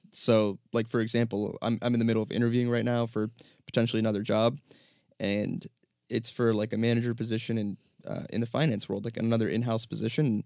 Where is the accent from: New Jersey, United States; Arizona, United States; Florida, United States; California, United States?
New Jersey, United States; also born or lived in New York; born and raised in New Jersey